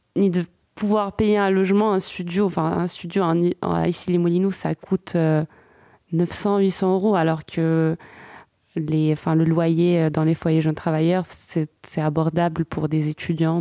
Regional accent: Morocco; moved away as an adult; also born or lived in Bordeaux, France / Paris, France; now in Verdun, France; je suis marocaine, donc je, suis née, j'ai grandi au Maroc

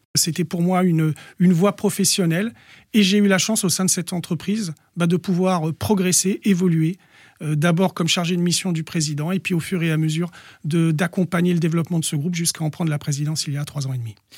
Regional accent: Bondy, Île-de-France, France; also born or lived in Noisy-le-Sec / Villetaneuse; je suis né à Noisy-le-Sec, j'ai vécu toute mon enfance à Bondy

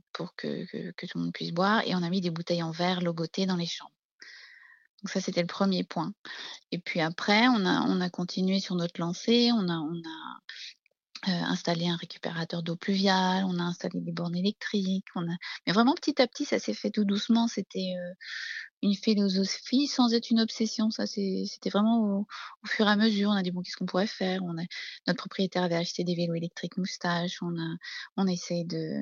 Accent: Brittany, France; now in Beaune, France; je suis une bretonne, hein. je suis née au bord de la mer

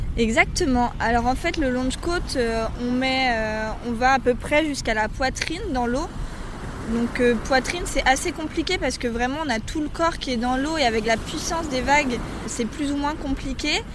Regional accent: Brittany, France; en tant que pure bretonne

